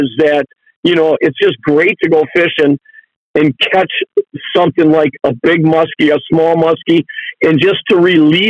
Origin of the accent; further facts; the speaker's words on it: Lake Winnebago, Wisconsin, United States; we grew up on Lake Winnebago